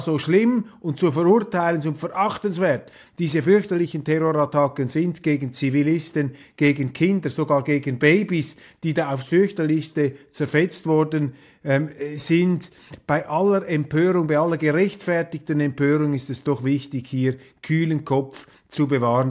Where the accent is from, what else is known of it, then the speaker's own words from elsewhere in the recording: Switzerland; wir Schweizer